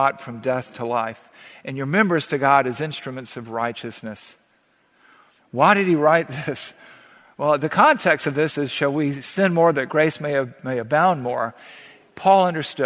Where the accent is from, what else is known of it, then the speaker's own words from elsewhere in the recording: the South, United States; growing up in the South